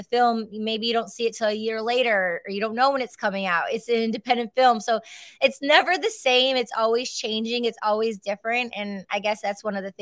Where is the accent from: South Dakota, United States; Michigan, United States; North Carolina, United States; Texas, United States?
Michigan, United States; I was raised in Michigan